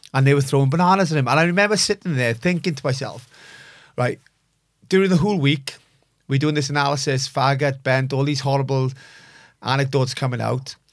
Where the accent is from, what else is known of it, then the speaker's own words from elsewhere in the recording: Bridgend, Wales, United Kingdom; born and raised in Bridgend